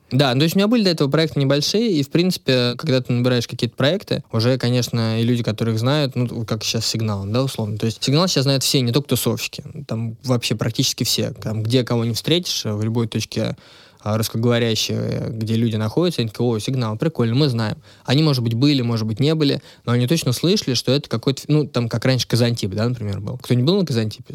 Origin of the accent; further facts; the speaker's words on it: Odintsovo, Moscow Oblast, Russia; Это все было в Одинцово, я сам из Одинцова